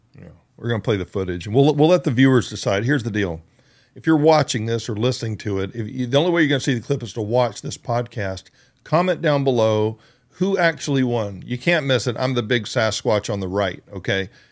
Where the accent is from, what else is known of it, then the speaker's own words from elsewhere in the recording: United States; moved away; also born or lived in Georgia / Oklahoma; I grew up in Georgia and Oklahoma.